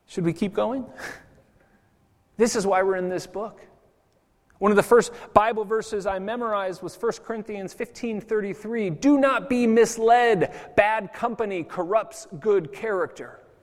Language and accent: English; United States; now in Zurich, Switzerland; I'm American